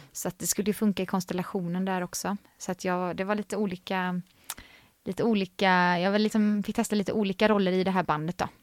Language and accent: Swedish; Vänersborg, Västra Götaland, Sweden; Så där är jag född, upp, född och uppvuxen